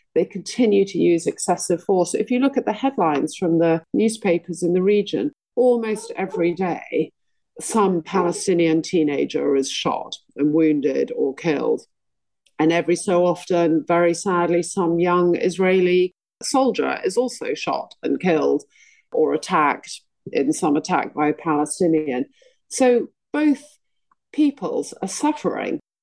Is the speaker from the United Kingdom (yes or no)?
yes; United Kingdom; I want to be proud of being British